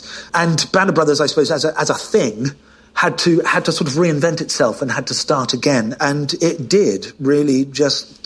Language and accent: English; United Kingdom; I'm British